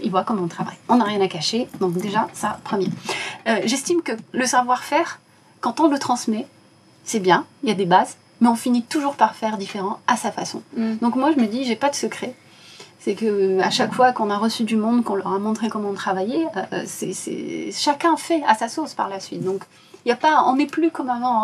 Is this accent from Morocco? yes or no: yes; Casablanca, Casablanca-Settat, Morocco; moved away; Je suis marocaine, mhm. je suis née à Casablanca